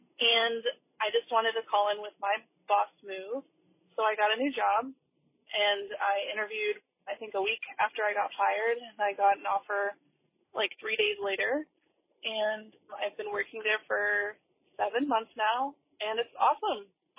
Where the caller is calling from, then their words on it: Columbus, Ohio, United States; I'm calling from Columbus, Ohio.